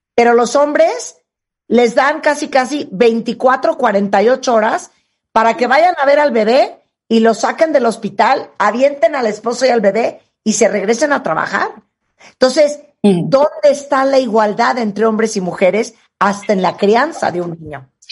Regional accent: Mexico

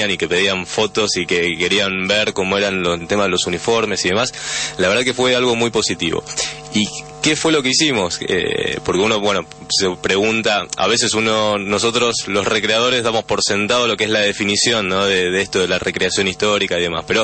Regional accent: Argentina; tenemos también un, un mando británico somos todos argentinos

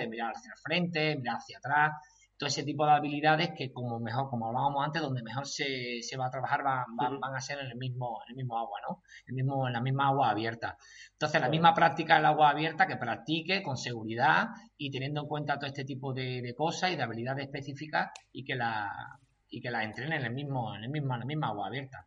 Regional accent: Chiclana de la Frontera, Andalusia, Spain; yo soy de Chiclana, allí mucha tradición de trialón, el trialón más antiguo de España. Entonces, desde, muy pequeño, pues yo he estado pues viendo trialón

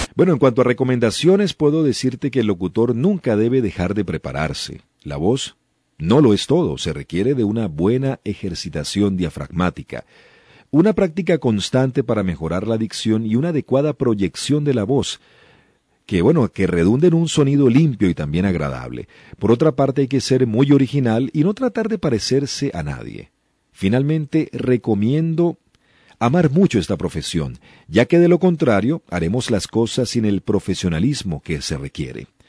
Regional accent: Venezuela; la radio actual en Venezuela es más fresca y no tan rígida como en el pasado, la calidad de los eh, programas ciertamente sí ha disminuido, y no solamente en mi país

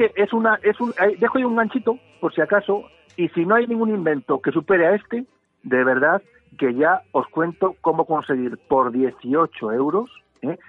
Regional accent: Spain; Yo soy de Reyes Magos, yo soy español.

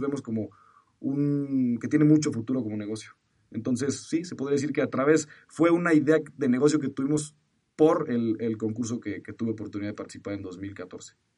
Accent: Mexico; soy mexicano

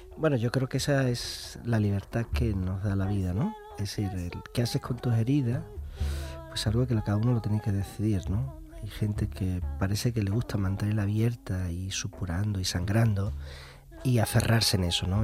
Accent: Andalusia, Spain; yo como andaluz

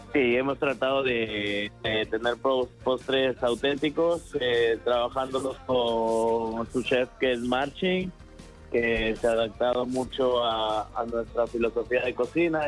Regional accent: Peru; now in Madrid, Spain; soy peruano

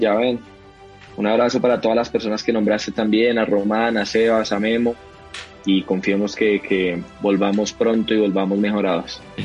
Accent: Colombia; como lo digo yo como colombiano

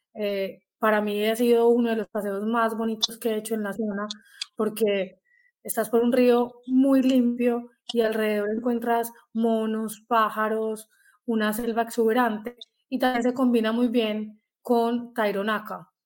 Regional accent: Colombia; como colombiana, es un orgullo

